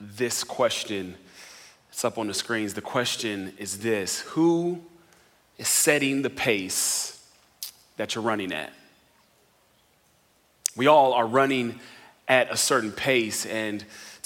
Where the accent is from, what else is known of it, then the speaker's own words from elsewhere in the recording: Riverside, California, United States; moved away as an adult; also born or lived in Atlanta, Georgia; now in San Antonio, United States; I'm originally from Los Angeles area, Riverside, California, to be more specific.